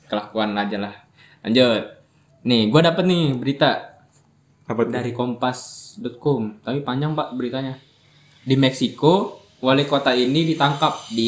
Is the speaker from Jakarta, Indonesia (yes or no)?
no; Bintaro, Banten, Indonesia; berhubung gue nih orang Bintaro ya